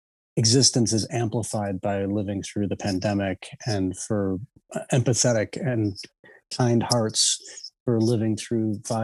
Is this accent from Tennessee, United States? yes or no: no; Evanston, Illinois, United States; I'm a musician from Evanston, Illinois.